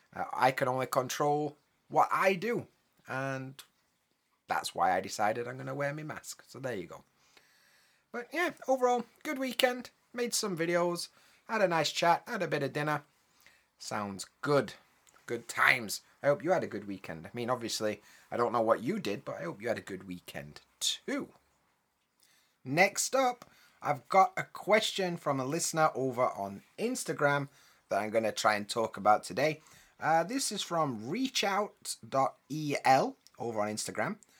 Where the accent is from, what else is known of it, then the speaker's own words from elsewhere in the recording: United Kingdom; I'm from the U K